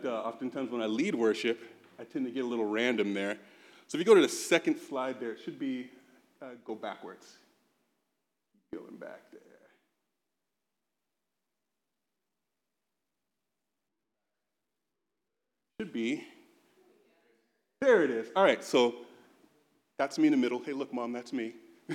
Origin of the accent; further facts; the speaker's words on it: San Bruno, California, United States; also born or lived in Chicago, Illinois; I grew up actually in the Bay Area